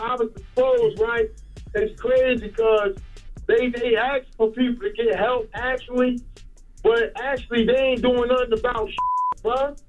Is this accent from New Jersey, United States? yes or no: yes; New Jersey, United States; I'm from Northern Jersey.